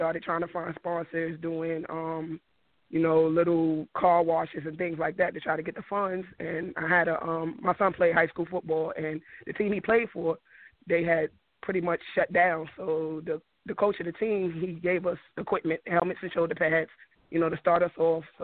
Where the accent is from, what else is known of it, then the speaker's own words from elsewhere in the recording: New York, United States; now in Virginia, United States; I'm from New York. I moved down to Virginia in 2003.